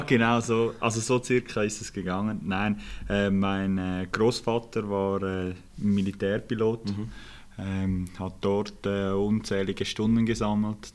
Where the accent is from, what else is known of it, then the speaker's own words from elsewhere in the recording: Eastern Switzerland, Switzerland; ich bin Schweizer, ich bin in der Ostschweiz aufgewachsen